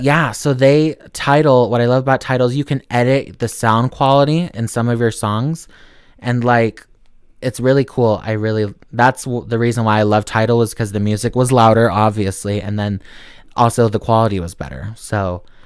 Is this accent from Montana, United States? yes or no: yes; Montana, United States; I'm from Montana